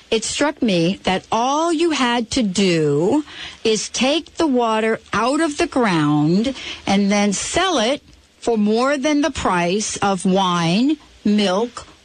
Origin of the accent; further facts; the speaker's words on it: East Coast, United States; now in Seattle, United States; I moved from the East Coast to Seattle, and one of the things I noticed in moving, Anita, was that I come basically from a place where you rarely saw people carrying around a bottle of water.